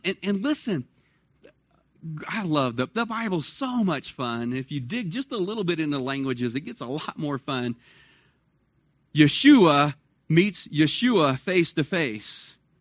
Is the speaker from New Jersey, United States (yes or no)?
no; Dallas, Texas, United States; moved away; I grew up in Dallas, Fort Worth, so August was never the cool time.